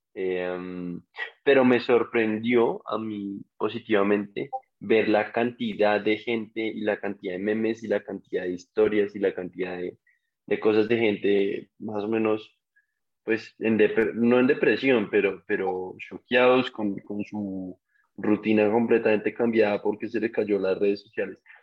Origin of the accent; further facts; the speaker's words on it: Colombia; como colombianos